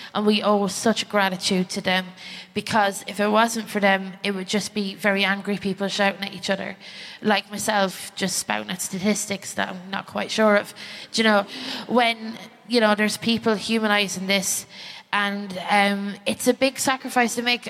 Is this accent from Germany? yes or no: no; Ireland; I'm from the Republic of Ireland